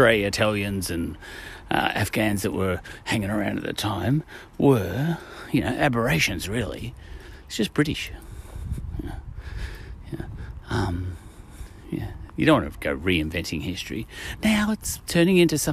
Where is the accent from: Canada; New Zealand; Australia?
Australia; I'm an Aussie, that means I'm an Anglo-Aussie